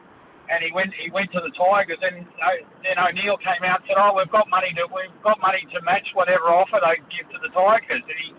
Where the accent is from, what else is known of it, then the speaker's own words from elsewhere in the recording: Penrith, New South Wales, Australia; I come from Penrith, so I played out at St Mary's for a little while.